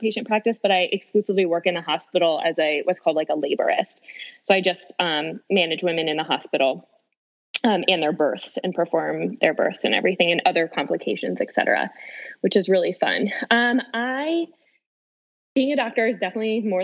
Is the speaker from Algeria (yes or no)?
no; Florida, United States; moved away as an adult; also born or lived in Washington, D.C. / Nashville; now in St. Louis, United States; I was born and raised in Florida.